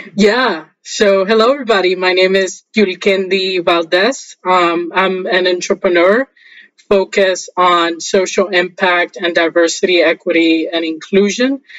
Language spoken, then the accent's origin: English; Haina, San Cristóbal, Dominican Republic; I was born in a small town in the Dominican Republic called Haina